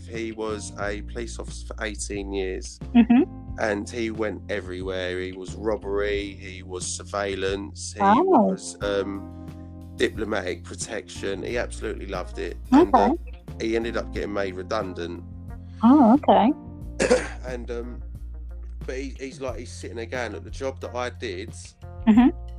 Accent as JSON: {"language": "English", "region": "London", "country": "United Kingdom", "tie": "born or raised there", "said": "I grew up in East London."}